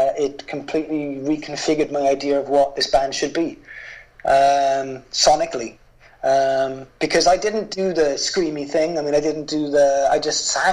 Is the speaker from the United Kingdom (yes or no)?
yes; hometown near Cardiff and Newport, Wales, United Kingdom; I had just opened a record store in my hometown